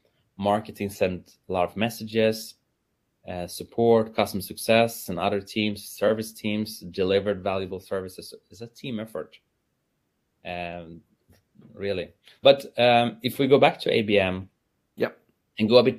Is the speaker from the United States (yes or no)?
no; Sweden; I'm from Sweden